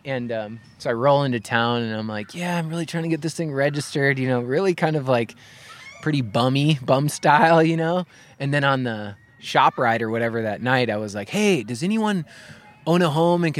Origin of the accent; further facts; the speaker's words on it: Midwest, United States; Well, I came from the Midwest